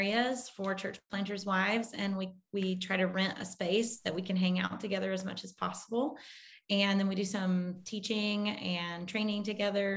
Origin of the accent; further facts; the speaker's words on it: Munford, Tennessee, United States; moved away as an adult; also born or lived in Pennsylvania; we grew up outside of Memphis in Munford.